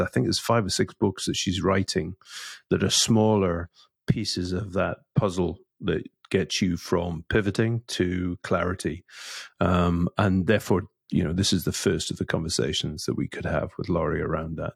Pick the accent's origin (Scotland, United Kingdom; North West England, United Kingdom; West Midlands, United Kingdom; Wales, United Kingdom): Scotland, United Kingdom; also being a Scottish Presbyterian